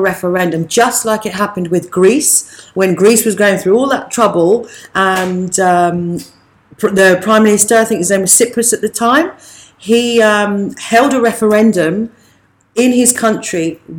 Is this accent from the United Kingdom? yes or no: yes; United Kingdom; Because you're so used to going, here's my passport, I'm a Brit.